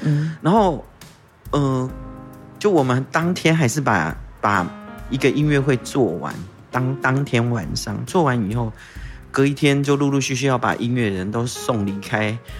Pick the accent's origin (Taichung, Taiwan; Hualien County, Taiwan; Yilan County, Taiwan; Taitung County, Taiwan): Taitung County, Taiwan; first language Taiwanese Hokkien; Chinese is a second language; also born or lived in Tainan; 我们台东很重要的， 我们台东人下海玩水很重要的一个地方